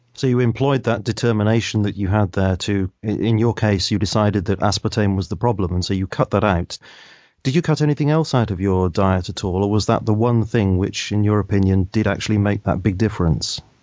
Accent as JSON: {"language": "English", "country": "United Kingdom", "said": "I'm a Brit, so I'm bound to say aspartame occasionally rather than aspartame."}